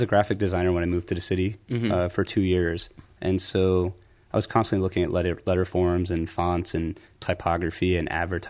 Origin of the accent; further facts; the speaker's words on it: Pennsylvania, United States; I grew up outside Philly, so I would go to the Philadelphia Museum of Art